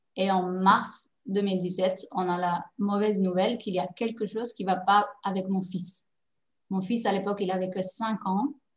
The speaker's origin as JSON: {"language": "French", "country": "Netherlands", "also_born_or_lived": "Paris, France", "moved": "yes", "lives_now": "Dubai, United Arab Emirates", "said": "Je suis néerlandaise d'origine, donc je parlais la langue"}